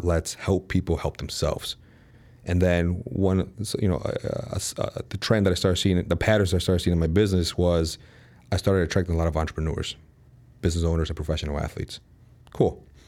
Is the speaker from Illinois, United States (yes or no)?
yes; Chicago, Illinois, United States; moved away as an adult; now in Dallas, United States; born and raised in Chicago, moved out to Dallas, Texas last August